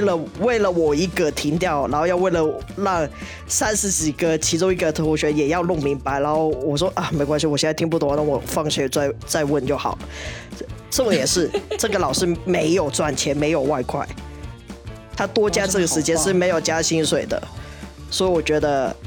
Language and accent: Chinese; Hong Kong; 我香港人念书是不会管到这一块